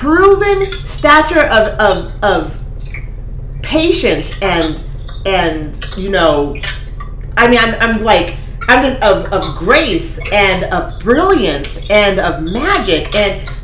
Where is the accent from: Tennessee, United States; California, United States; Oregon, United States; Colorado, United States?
Oregon, United States; Eugene; I grew up in Eugene.